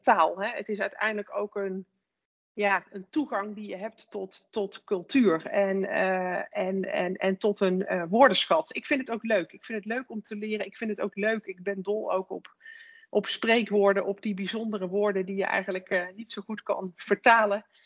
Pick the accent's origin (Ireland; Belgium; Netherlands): Netherlands; als, als Nederlanders